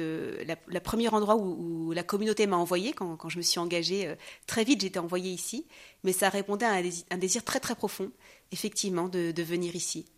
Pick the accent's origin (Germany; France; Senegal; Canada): France; moved away as an adult; now in Jerusalem; je suis née en France